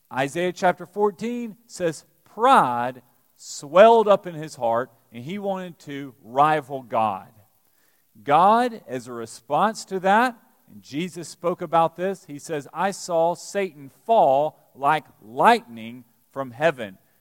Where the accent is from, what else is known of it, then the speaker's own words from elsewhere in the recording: Alabama, United States; now in Lexington, United States; growing up in Alabama